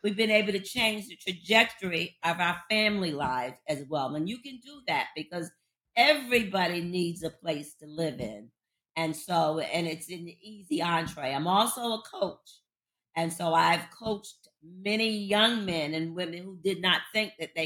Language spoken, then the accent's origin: English; Jacksonville, Florida, United States; also born or lived in Paterson, New Jersey; now in Baltimore, United States; In Florida, I'm from Jacksonville, Florida, originally. We moved to New Jersey in 1967